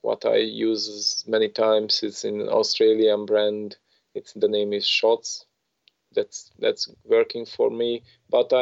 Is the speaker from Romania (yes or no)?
yes; Romania; I come from Romania